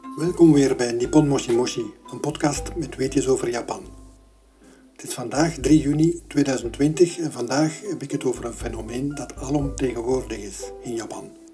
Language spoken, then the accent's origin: Dutch; Belgium; Als Belg